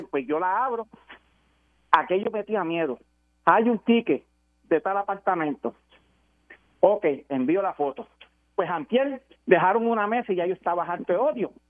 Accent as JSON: {"language": "Spanish", "country": "Puerto Rico", "said": "No sé, de, de, yo, de Puerto Rico, voy a decir puertorriqueño puro."}